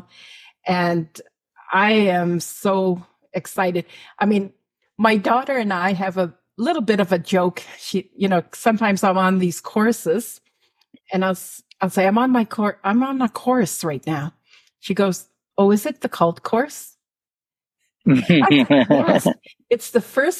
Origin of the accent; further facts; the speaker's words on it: Canada; from Northern Alberta, Saskatchewan